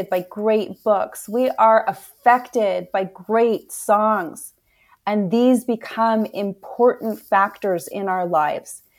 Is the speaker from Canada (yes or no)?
yes; Canada; I was born in Canada